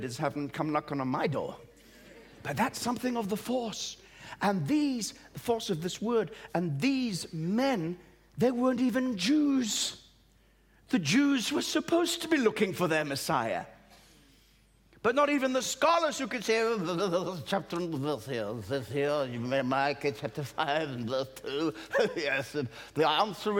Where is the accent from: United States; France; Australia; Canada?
Australia; also born or lived in East Africa; now in Great Britain; I was born in East Africa, brought up in Australia, but lived here in Great Britain